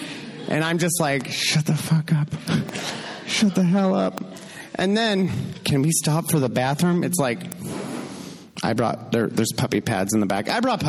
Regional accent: California, United States; moved away as an adult; now in Madison, United States; I'm from California. I've never had to deal with traffic or weather or anything like that. Like, it's a constant, eternal spring-fall.

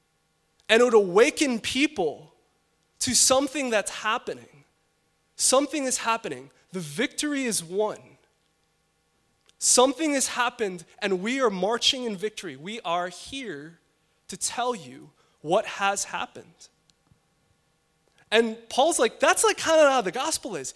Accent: Chicago, Illinois, United States; now in Los Angeles, United States; I'm from Chicago

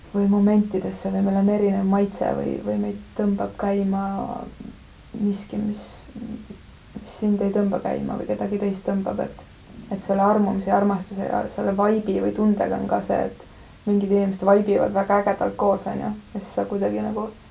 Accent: Viru-Nigula area, Lääne-Viru County, Estonia; ma olen sealt kandist pärit, Mahu küla on seal lähedal ja Kunda

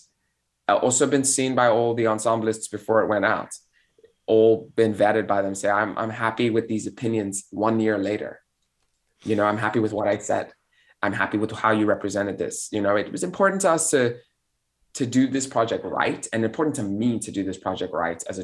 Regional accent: South Africa; moved away as an adult; also born or lived in Belgium / Europe; now in United States; I'm a South African Belgian immigrant living in the United States who speaks a few languages and has been here for 10 years, been in Europe

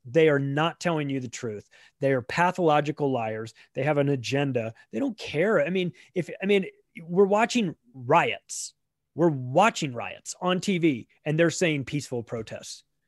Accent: United States; I'm an American living in, in America

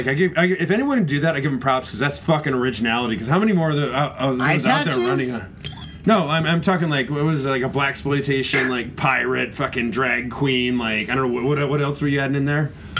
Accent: Chicago, Illinois, United States; And I'm from Chicago.

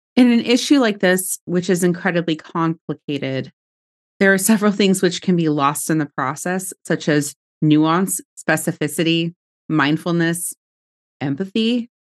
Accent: United States; we as American citizens

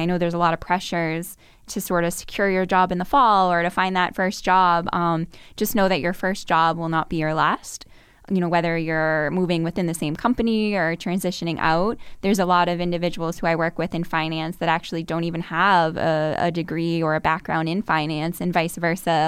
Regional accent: Burlington, Massachusetts, United States; I'm from Burlington, Massachusetts, which is just about, I believe, sixteen miles from here, um, north of Boston.

